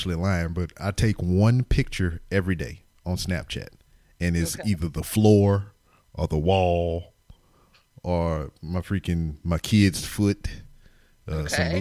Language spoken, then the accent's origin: English; Lake Charles, Louisiana, United States; now in Houston, United States; I'm from Lake Charles